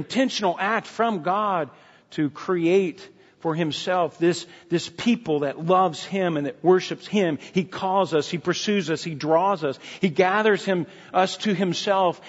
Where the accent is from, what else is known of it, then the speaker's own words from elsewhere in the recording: United States; we're Americans